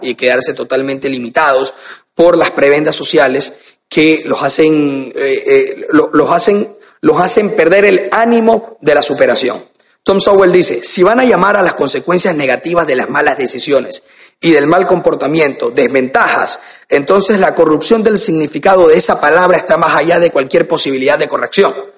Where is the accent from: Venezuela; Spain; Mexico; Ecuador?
Ecuador; Guayaquil, Guayas; en mi país, Ecuador